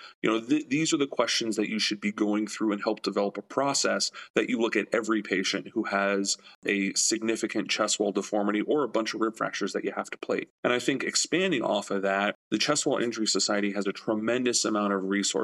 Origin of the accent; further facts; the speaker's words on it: Miami, Florida, United States; moved away as an adult; also born or lived in Louisiana / Chicago; born, raised, a third-generation Miami native